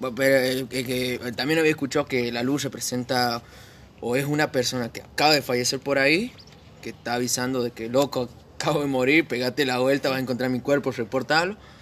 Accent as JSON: {"language": "Spanish", "region": "San Juan", "country": "Argentina", "tie": "born or raised there"}